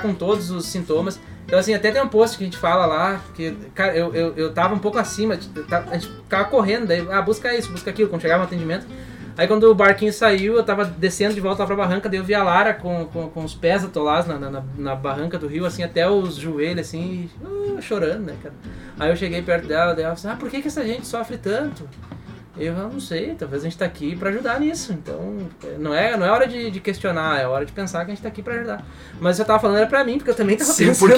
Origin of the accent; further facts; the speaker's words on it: Brazil; first language Portuguese; moved away as an adult; also born or lived in Papua New Guinea; a gente é brazuca aqui